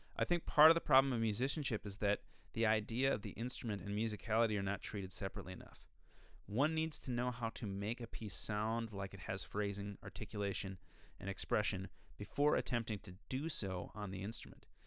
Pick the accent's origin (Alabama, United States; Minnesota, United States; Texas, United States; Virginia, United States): Minnesota, United States; I'm from Minnesota